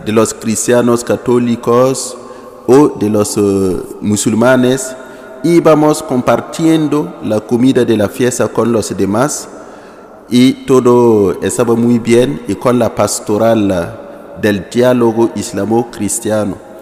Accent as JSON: {"language": "Spanish", "town": "Ouahigouya", "region": "Nord", "country": "Burkina Faso", "second_language": "Spanish", "said": "vengo de la diócesis de Wayugia, Wayugia que está en el norte de Burkina, en el norte, al lado de Mali"}